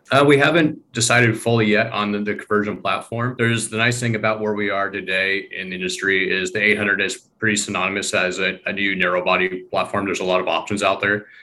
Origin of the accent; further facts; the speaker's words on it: Eastern Washington, United States; I grew up in Eastern Washington